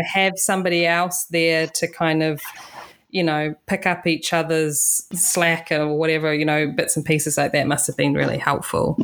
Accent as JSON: {"language": "English", "country": "New Zealand", "tie": "born or raised there", "said": "I'm from New Zealand"}